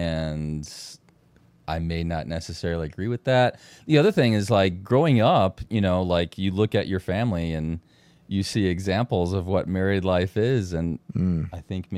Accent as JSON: {"language": "English", "town": "Chicago", "region": "Illinois", "country": "United States", "said": "Okay, so, like, I'm from Chicagoland, so, like, when I'm talking about clubbing, it was in like, downtown Chicago suburbs"}